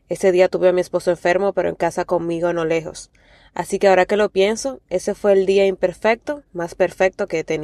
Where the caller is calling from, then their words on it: Dominican Republic; de Dominicana y quiero compartir mi testimonio del Día de las Madres.